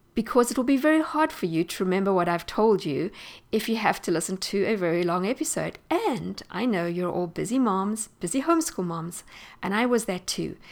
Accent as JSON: {"language": "English", "country": "South Africa", "tie": "born or raised there", "moved": "as an adult", "said": "I am South African, and I grew up there and spent most of my life in South Africa."}